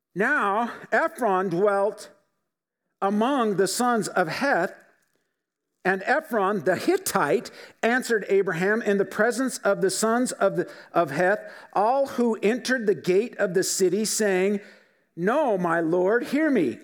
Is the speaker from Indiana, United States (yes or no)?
no; Filer, Idaho, United States; We grew up in Filer, just down the road.